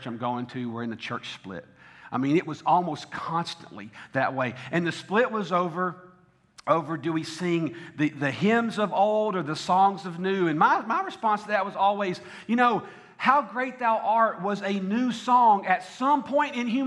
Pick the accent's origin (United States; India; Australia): United States; the South; I am from the South.